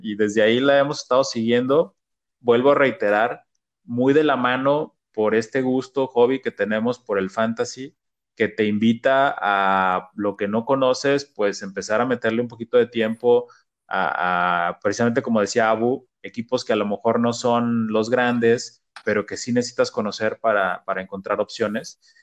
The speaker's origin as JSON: {"language": "Spanish", "country": "Mexico", "said": "nosotros como mexicanos"}